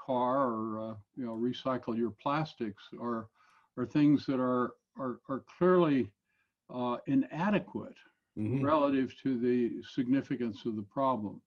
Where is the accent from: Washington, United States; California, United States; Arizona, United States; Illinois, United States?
Washington, United States; Longview; I grew up in Longview, Washington.